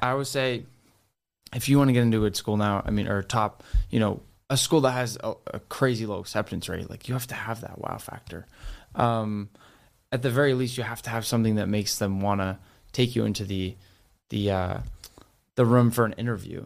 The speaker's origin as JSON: {"language": "English", "region": "Rhode Island", "country": "United States", "tie": "born or raised there", "moved": "as an adult", "lives_now": "Boston, United States", "said": "I grew up in Rhode Island."}